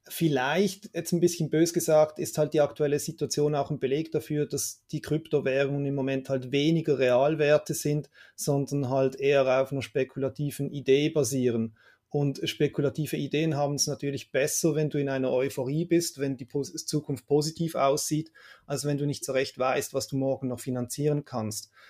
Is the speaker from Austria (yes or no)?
no; Switzerland; Also meine erste erste Erinnerung oder letzte Erinnerung an Teuerung hier in der Schweiz ist, wenn ich als Kind am Kiosk das Mickey Mouse gekauft, gekauft habe